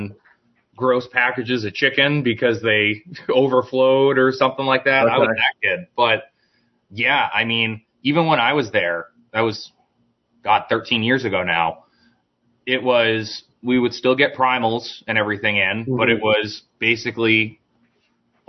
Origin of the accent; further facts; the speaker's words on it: United States; I'm American